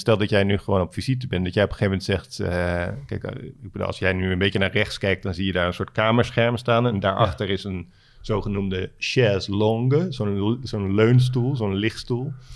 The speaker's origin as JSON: {"language": "Dutch", "town": "Alphen aan de Rijn", "region": "South Holland", "country": "Netherlands", "tie": "born or raised there", "moved": "yes", "said": "Alphen aan de Rijn, eh, waar ik ben opgegroeid"}